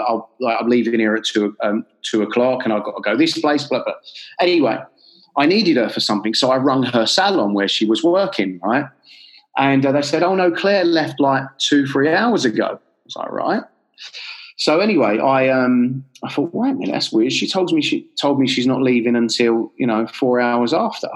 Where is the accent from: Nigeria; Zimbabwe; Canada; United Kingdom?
United Kingdom; London; I'm from North London in Enfield.